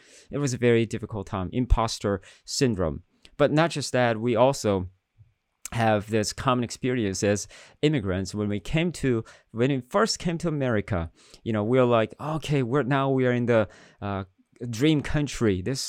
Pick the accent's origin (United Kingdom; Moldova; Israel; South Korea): South Korea; When I grew up in Korea, in middle school, I was a pretty good student